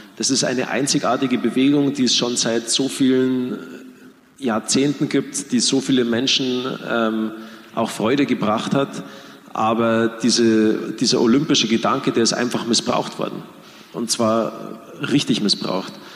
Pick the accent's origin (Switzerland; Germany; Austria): Germany; wir Deutsche